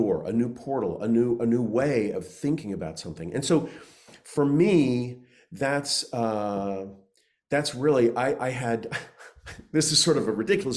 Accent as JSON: {"language": "English", "region": "Oklahoma", "country": "United States", "tie": "born or raised there", "said": "I grew up in Oklahoma"}